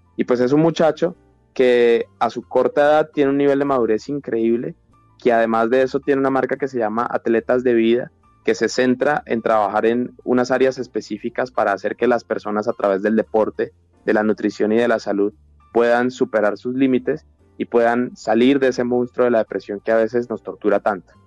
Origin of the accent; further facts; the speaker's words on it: Colombia; como colombiano